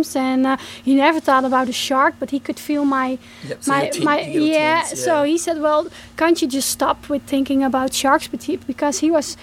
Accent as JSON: {"language": "English", "country": "Netherlands", "said": "my home country in the Netherlands."}